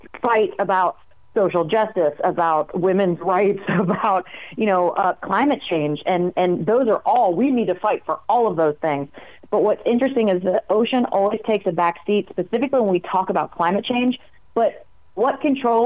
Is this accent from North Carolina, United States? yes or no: yes; Raleigh, North Carolina, United States; I'm from Raleigh, North Carolina. Those beaches were my playground, yep, growing up.